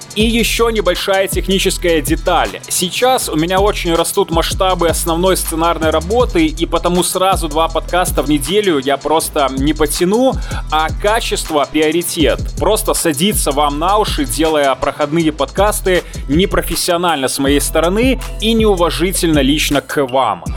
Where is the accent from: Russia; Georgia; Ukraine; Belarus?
Belarus; я белорус, сценарист, атлет и стоик